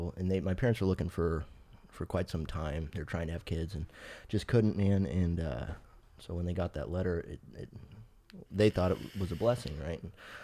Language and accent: English; North Carolina, United States; born there; So, let's see, man. I was born in North Carolina, right? So, and my parents adopted me.